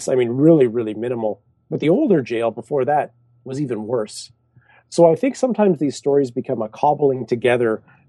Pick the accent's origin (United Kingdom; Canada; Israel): Canada; I'm Canadian